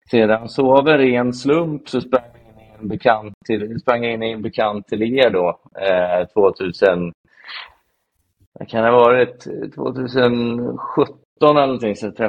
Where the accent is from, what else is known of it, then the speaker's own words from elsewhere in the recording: Falköping, Västra Götaland, Sweden; moved away as an adult; now in Stockholm, Sweden; jag flyttade upp till eh, Stockholm från Falköping när jag var 19 efter eh, gymnasiet.